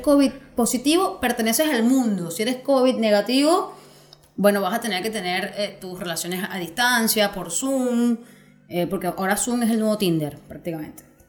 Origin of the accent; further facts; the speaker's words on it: Venezuela; moved away; yo desde que me vine, yo de Venezuela no sé nada más allá que mi familia